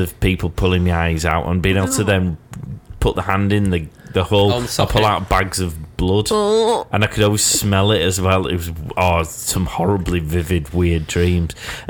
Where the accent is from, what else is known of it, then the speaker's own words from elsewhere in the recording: United Kingdom; We're great, because we're British.